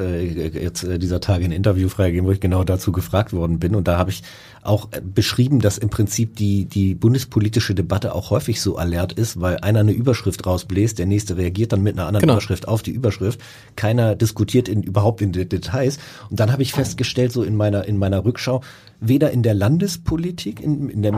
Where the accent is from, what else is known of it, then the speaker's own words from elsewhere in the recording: Hamburg, Germany; als Hamburger